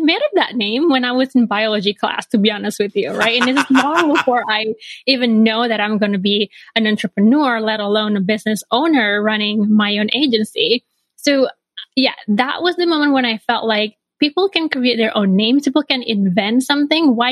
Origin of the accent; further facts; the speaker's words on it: Bali, Indonesia; moved away as an adult; now in Chicago, United States; I grew up in Bali, Indonesia